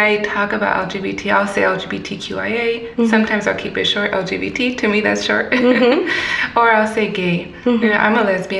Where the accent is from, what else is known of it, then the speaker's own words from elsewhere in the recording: Fontana, California, United States; also born or lived in San Bernardino; I'm from San Bernardino originally. Mm-hmm. I was raised in the Fontana area.